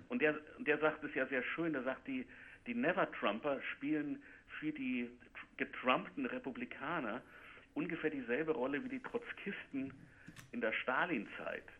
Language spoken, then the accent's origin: German; United States; German is a second language; bei uns in Amerika